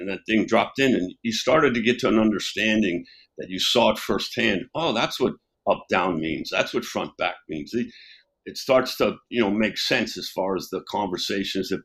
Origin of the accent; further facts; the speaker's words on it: New York City, New York, United States; I was born in New York City in the Bronx and went to high school in the suburbs